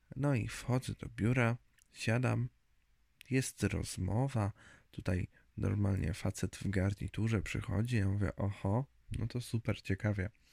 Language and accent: Polish; Zgierz, Łódź Voivodeship, Poland; moved away as an adult; also born or lived in Lublin; now in near Radom, Poland; Ogólnie wychowałem się i mieszkałem pod Łodzią. Z punktu widzenia mapy to nad Łodzią, w Zgierzu